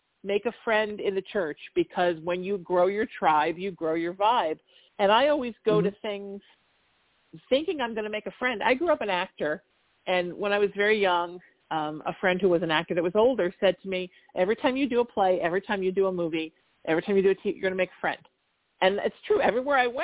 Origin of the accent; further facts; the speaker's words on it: Orange County, Southern California, United States; I grew up in Orange County in the 80s